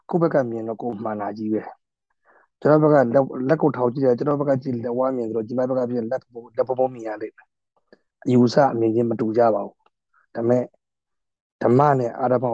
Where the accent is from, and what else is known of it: Myanmar; moved away as an adult; now in Taiwan